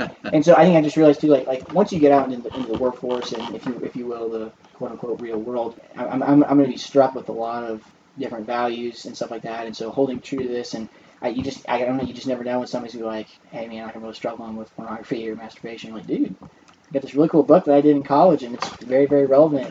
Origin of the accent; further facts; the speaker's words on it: St. Louis, Missouri, United States; moved away as an adult; my hometown is in St. Louis